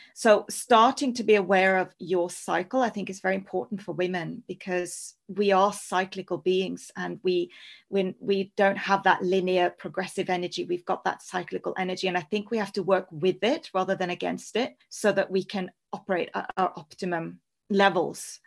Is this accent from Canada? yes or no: no; Norway; also born or lived in Spain; now in London, United Kingdom; So I'm originally from Norway, so true Scandi